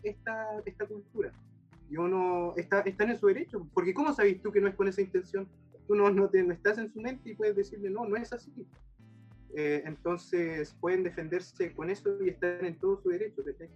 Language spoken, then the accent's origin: Spanish; Chile; como chileno